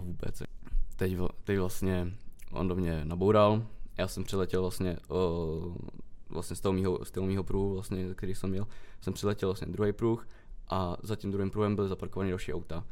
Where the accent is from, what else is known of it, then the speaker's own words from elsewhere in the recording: Karlovy Vary, Karlovy Vary Region, Czechia; u nás ve Varech